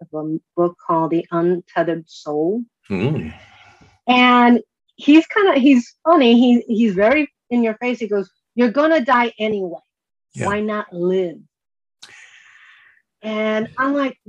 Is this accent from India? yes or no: no; Chicago, Illinois, United States; now in California, United States; I was born and raised in Chicago